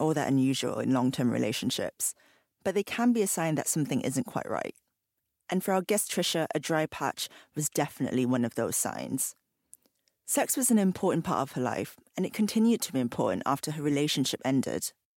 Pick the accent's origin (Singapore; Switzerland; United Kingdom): Singapore; I grew up in Singapore.